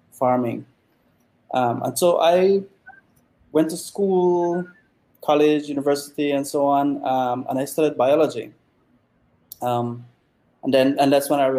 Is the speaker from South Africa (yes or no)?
no; Toledo District, Belize; I was from the Toledo district.